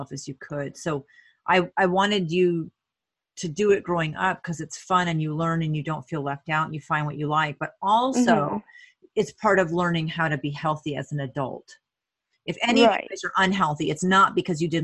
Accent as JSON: {"language": "English", "region": "Vermont", "country": "United States", "tie": "born or raised there", "also_born_or_lived": "Alaska", "moved": "as an adult", "said": "I grew up in Vermont, well, high school in Vermont, and then lived 10 years in Alaska."}